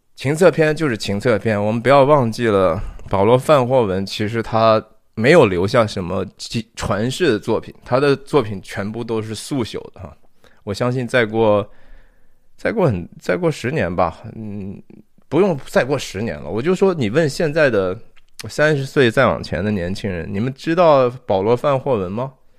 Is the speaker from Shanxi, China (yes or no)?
yes; Shanxi, China; 我是山西人啊，我是中国的山西籍贯的人